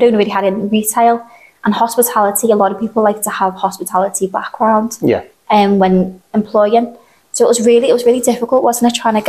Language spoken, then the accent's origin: English; Aughton, North West England, United Kingdom; So I've lived in Aughton my whole life.